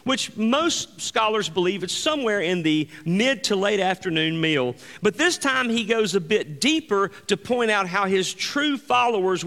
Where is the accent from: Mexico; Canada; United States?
United States; Greenville, Mississippi; moved away as an adult; Angie and I grew up in Greenville, Mississippi, the Mississippi Delta. And we grew up there for the majority of our life until we moved